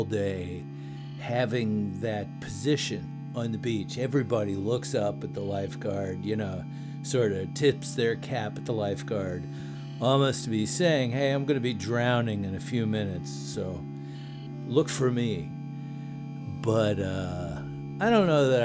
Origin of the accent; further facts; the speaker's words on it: United States; being American